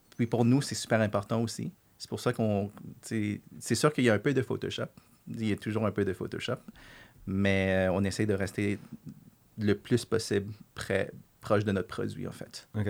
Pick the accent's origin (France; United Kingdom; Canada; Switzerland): Canada; Quebec; on est québécois, puis on, veut, on, est fier d'être québécois